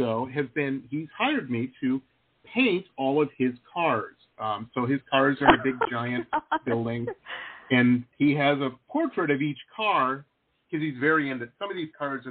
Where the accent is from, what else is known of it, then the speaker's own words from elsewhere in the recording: Detroit, Michigan, United States; moved away; I grew up in Metro Detroit